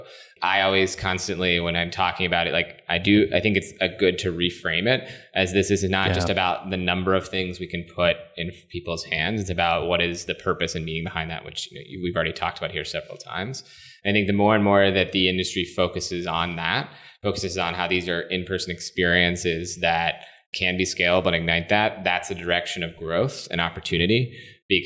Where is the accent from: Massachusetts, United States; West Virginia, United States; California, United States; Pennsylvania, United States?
West Virginia, United States; moved away as an adult; also born or lived in Boston / New York; now in Washington, D.C., United States; I, like I said, grew up in West Virginia, went to school in Boston